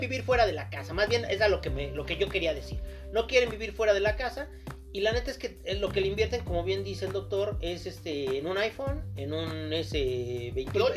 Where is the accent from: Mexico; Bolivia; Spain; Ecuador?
Mexico; somos mexicanos, no europeos.